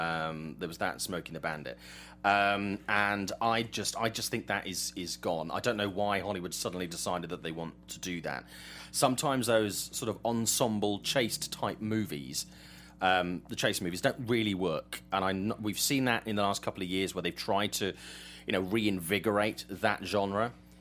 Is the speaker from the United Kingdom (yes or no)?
yes; England, United Kingdom; I'm English.